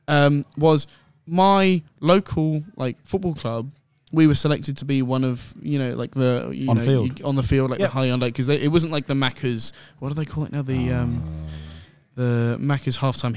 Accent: London, United Kingdom; now in Sydney, Australia; Born in London

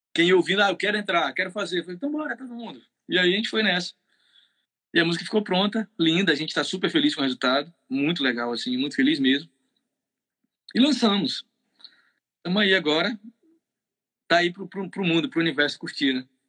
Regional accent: Bahia, Brazil; eu sou baiano

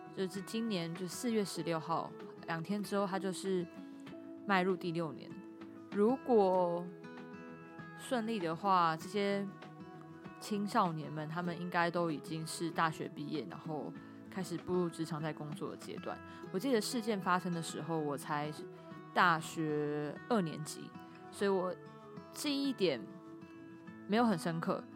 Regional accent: Pingtung County, Taiwan; moved away; 我小时候在屏东，我也都是吃白色的蛙桂

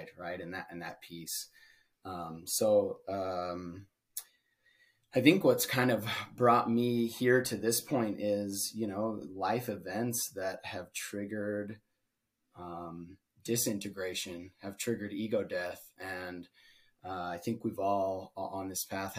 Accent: Utah, United States; moved away; growing up in Utah in a religious community

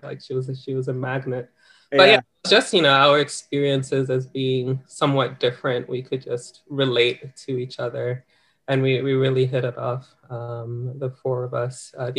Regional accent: Australia; accent: Australian; also born or lived in Ghana; I had managed to lose some of my Australian accent. I didn't sound as Australian as I did before, but still there were some words that, you know, I just couldn't help it. I just still didn't quite sound Ghanaian.

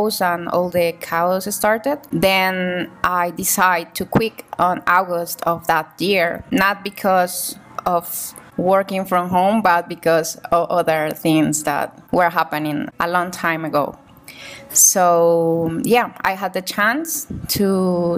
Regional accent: Cali, Valle del Cauca, Colombia; I'm from Cali, Colombia

